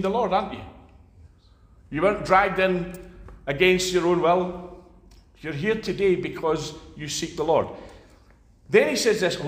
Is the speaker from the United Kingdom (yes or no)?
yes; Scots, Scotland, United Kingdom; As Scots